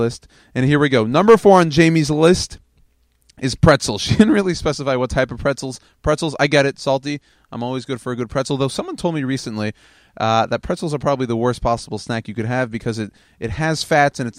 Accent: the South, United States; I'm from the South.

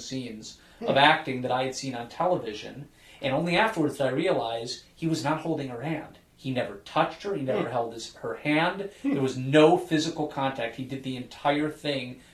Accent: Chicago, Illinois, United States; accent: Chicago; my Chicago accent

